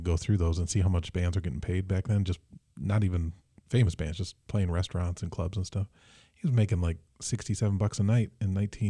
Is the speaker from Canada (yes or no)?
no; Mason, Michigan, United States; Oh, I'm from Mason